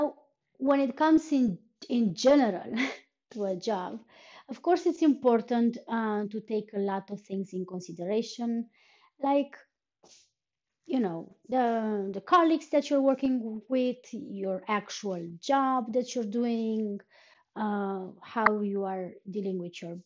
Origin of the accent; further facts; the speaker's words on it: Romania; moved away as an adult; now in Iceland; I've been living in Iceland on and off for almost for more than 3 years, but I am from Romania